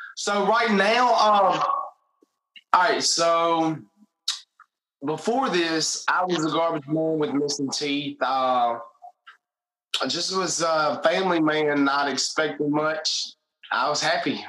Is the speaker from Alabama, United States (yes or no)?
yes; Greensboro, Alabama, United States; I grew up in a small, small, small town, uh, Greensboro, Alabama.